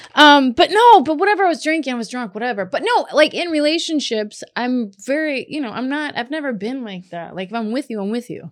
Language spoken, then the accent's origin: English; Kentucky, United States; moved away; I grew up in Kentucky